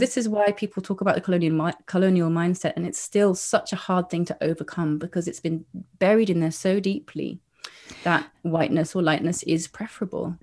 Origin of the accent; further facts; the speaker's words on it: England, United Kingdom; moved away as an adult; now in Granada, Spain; growing up in England